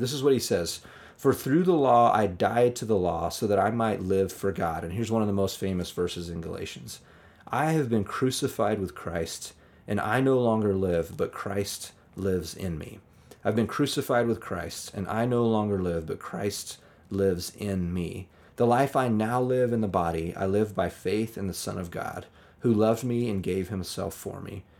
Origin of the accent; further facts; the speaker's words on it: United States; growing up in American churches